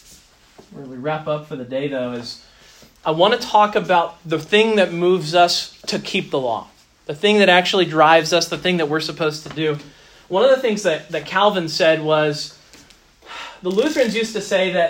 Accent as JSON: {"language": "English", "country": "United States", "said": "being American"}